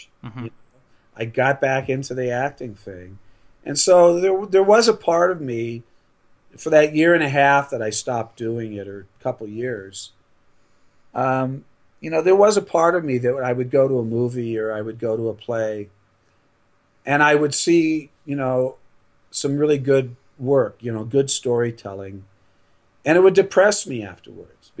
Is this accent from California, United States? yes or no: yes; Los Angeles, California, United States; moved away; also born or lived in New York; I grew up in L.A.